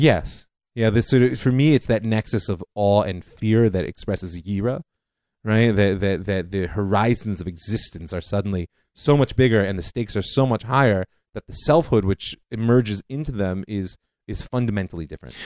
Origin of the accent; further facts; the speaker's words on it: Cleveland, Ohio, United States; moved away as an adult; now in Israel; I grew up in Cleveland, Ohio